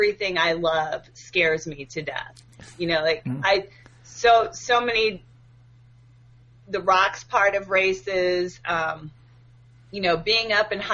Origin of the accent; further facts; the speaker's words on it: Illinois, United States; I grew up in Illinois, same town that I live in now